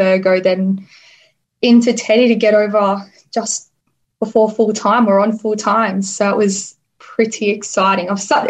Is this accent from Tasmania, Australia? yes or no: no; Wagga Wagga, New South Wales, Australia; now in Canberra, Australia; So I'm currently living in Canberra, so it's pretty cold here. I haven't always lived here. I grew up in Wagga.